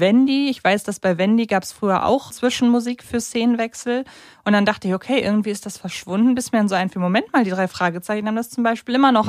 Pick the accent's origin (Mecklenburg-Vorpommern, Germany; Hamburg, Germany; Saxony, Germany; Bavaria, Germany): Hamburg, Germany; als Hamburgerin